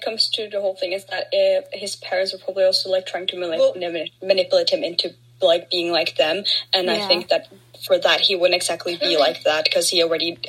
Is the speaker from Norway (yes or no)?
yes; Norway; me as a Norwegian